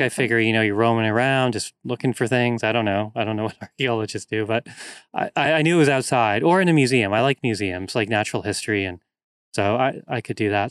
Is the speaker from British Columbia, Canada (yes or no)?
yes; North Vancouver, British Columbia, Canada; moved away as an adult; also born or lived in Victoria, British Columbia; I grew up in North Vancouver, which is a very wooded area, lots of trails, hills, mountains